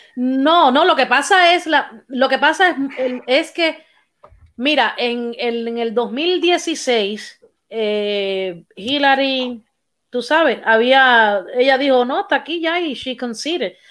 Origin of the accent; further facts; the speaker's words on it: Cuba; soy cubana